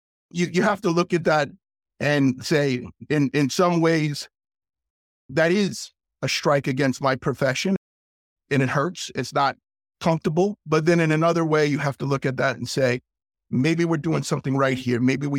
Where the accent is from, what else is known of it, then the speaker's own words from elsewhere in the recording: New York, United States; now in Chambersburg, United States; I grew up in New York